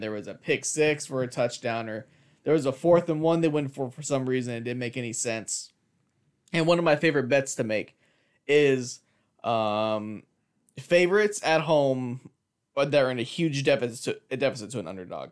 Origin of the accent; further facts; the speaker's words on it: California, United States; I grew up out here in Cali